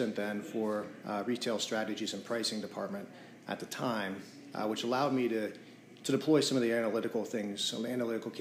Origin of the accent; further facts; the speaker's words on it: rural Pennsylvania, United States; also born or lived in Carlisle, Pennsylvania / Pittsburgh, Pennsylvania; now in Lebanon, United States; I grew up in a small town in rural Pennsylvania. I'm not a Lebanon native, so this is a new area for me.